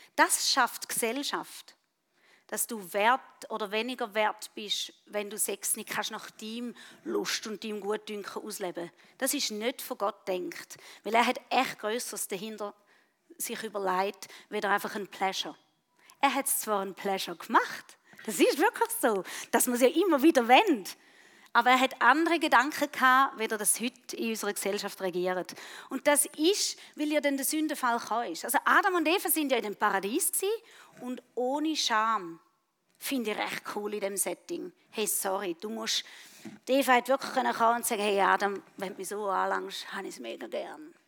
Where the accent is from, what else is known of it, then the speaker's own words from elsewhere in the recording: Switzerland; Bei uns in der Schweiz